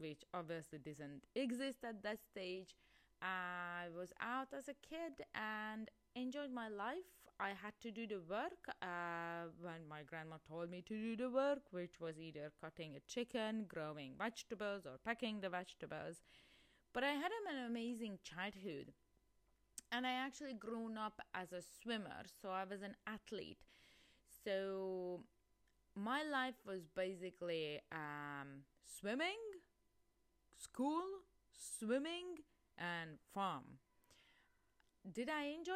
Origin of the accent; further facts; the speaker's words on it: Hungary; moved away; I'm originally from Hungary, and I actually grown up in a small village.